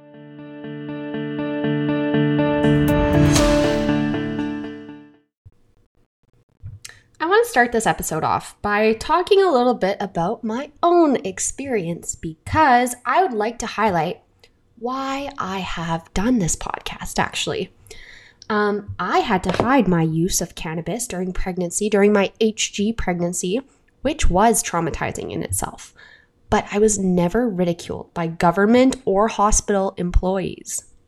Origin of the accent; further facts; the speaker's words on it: Canada; I'm your Canadian host